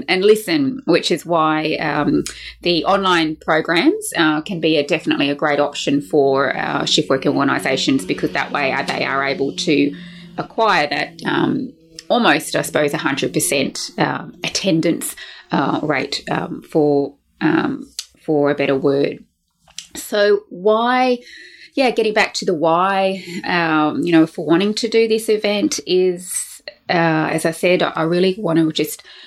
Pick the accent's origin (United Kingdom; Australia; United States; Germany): Australia; Brisbane, Queensland; here in my hometown of Brisbane in Australia